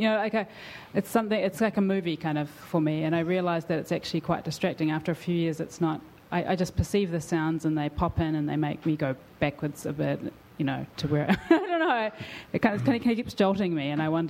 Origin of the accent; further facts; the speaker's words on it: New Zealand; now in New York, United States; I'm a musician, and I'm also from New Zealand.